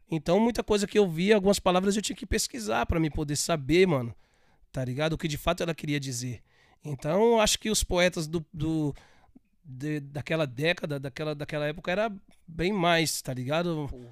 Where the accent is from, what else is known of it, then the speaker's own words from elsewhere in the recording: São Paulo, Brazil; Sou paulista, nasci em São Miguel, paulista